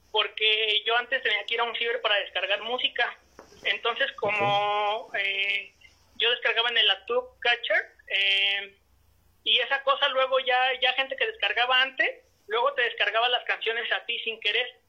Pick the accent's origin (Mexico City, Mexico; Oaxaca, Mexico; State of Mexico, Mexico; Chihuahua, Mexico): State of Mexico, Mexico; Toluca; yo soy del estado de México este de la ciudad de Toluca